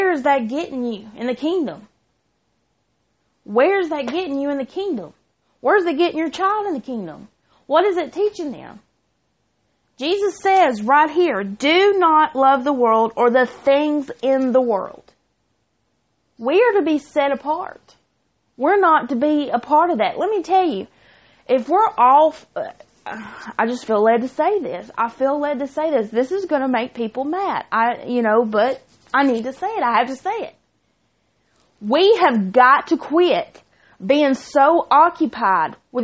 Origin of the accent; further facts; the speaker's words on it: Chilton County, Alabama, United States; I'm from Chilton County